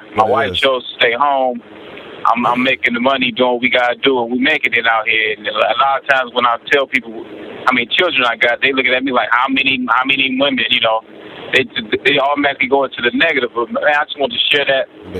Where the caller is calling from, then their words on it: Pontiac, Michigan, United States; I'm calling from Pontiac, Michigan.